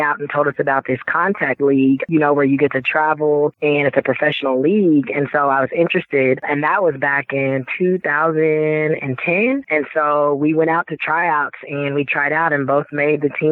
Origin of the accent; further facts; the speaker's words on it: Dallas, Texas, United States; here in my hometown